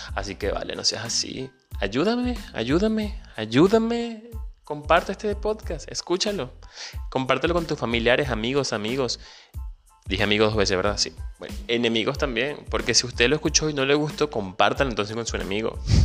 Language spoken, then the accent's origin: Spanish; Venezuela; moved away; soy venezolano emigrante